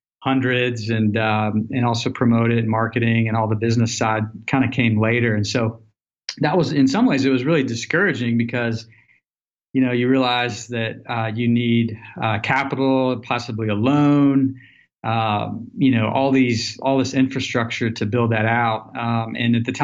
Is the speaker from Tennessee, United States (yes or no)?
yes; Nashville, Tennessee, United States; moved away as an adult; also born or lived in Colorado; growing up in Nashville, Tennessee, I graduated college